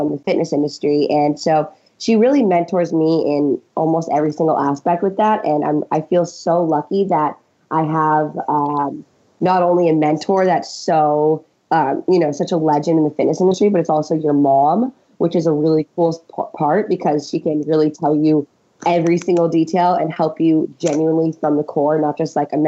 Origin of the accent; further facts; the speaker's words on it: Virginia, United States; now in Los Angeles, United States; we grew up in Virginia, so it's a little bit different here in LA now